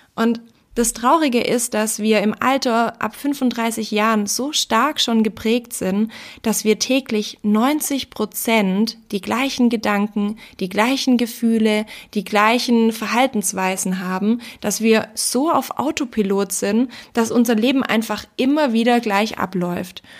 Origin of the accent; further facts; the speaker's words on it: Austria; bei uns in Österreich